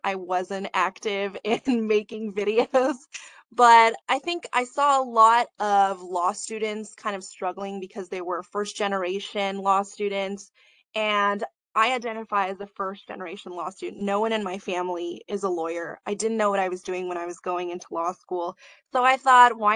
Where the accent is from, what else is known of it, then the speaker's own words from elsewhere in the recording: United States; I definitely struggled with my identity and my culture growing up in America